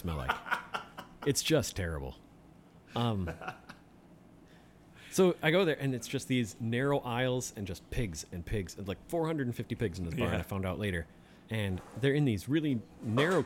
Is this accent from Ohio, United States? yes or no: no; Kenosha, Wisconsin, United States; moved away; also born or lived in south central Minnesota; I grew up in Kenosha